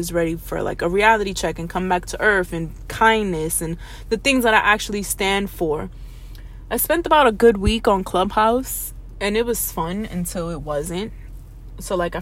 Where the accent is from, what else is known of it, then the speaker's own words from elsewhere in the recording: New York City, New York, United States; I'm from the Bronx